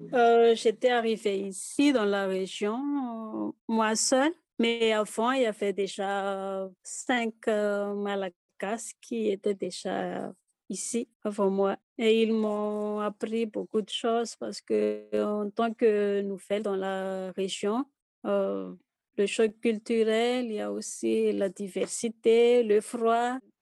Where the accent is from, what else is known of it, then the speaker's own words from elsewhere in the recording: Fianarantsoa, Madagascar; first language Malagasy; French is a second language; moved away as an adult; now in Haut-Madawaska, Canada; Pour moi, c'est la culture Pétileo. Je viens de la province de Fianarantsoa.